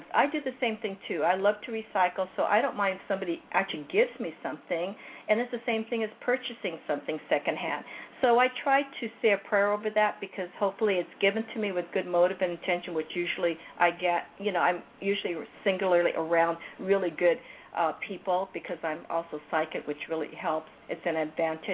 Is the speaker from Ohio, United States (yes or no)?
no; Hawaii, United States; also born or lived in California; now in Anaheim, United States; I come from Hawaii, I use that because that's where I was born